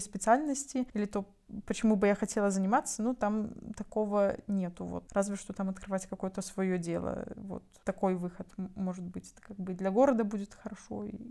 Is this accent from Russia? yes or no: no; Byaroza, Brest Region, Belarus; moved away as an adult; он такая моя малая родина, и, наверное, ну много что меня с тем местом связывает. Кусок жизни такой нормальный, все это взросление, подростковье